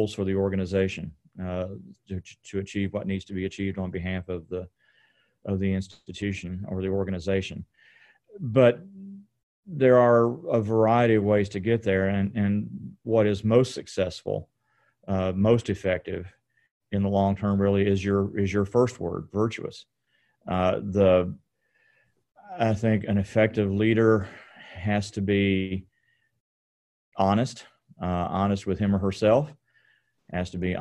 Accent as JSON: {"language": "English", "town": "Hopkinsville", "region": "Kentucky", "country": "United States", "tie": "born or raised there", "said": "Hopkinsville, which is in western Kentucky, in far western Kentucky"}